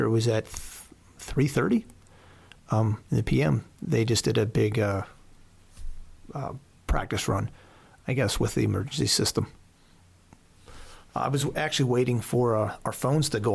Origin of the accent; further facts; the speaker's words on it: Southern Lancaster County, Pennsylvania, United States; also born or lived in Houston, Texas / Colorado Springs, Colorado; I was raised in Pennsylvania